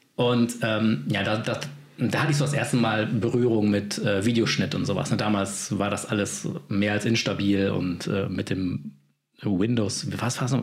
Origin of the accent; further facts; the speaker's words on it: Remscheid, North Rhine-Westphalia, Germany; von meiner Heimatstadt Remscheid im Bergischen Land in NRW